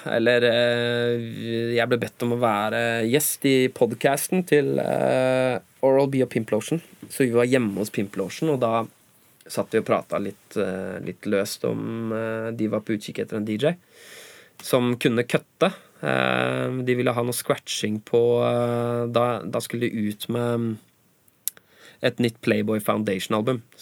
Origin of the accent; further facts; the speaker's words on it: Norway; first language Norwegian; Naturligvis, siden norsk er morsmålet mitt.